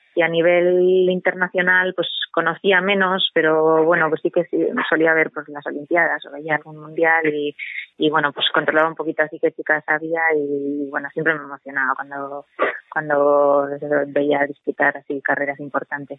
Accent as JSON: {"language": "Spanish", "town": "Murguía", "region": "Basque Country", "country": "Spain", "said": "yo no soy exactamente de Vitoria, sino que soy de Murguía y aquí hay un entorno pues del parque natural"}